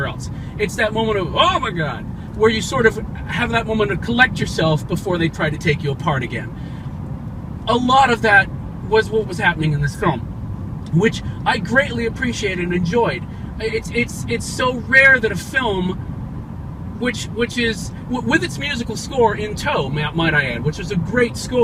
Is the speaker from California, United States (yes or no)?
no; Huntsville, Alabama, United States; I grew up in Huntsville, Alabama